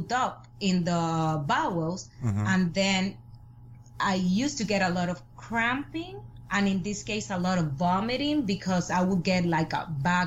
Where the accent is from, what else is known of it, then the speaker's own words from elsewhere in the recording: Puerto Rico; I'm from Puerto Rico